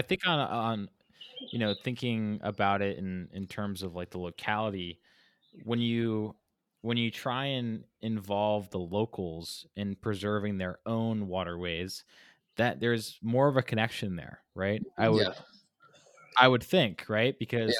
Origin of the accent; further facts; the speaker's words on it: California, United States; born there; also born or lived in Hawaii; I lived out in Hawaii. I was born in California. So I'm very much so connected to the Pacific.